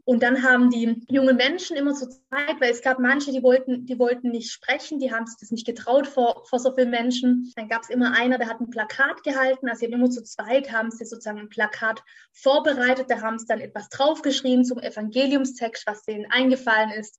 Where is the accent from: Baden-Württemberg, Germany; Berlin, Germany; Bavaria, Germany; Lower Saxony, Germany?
Baden-Württemberg, Germany; Göckingen; In diesem kleinen Dörfchen, wo ich aufgewachsen bin, das heißt Göckingen, das ist in, Baden-Württemberg, in Süddeutschland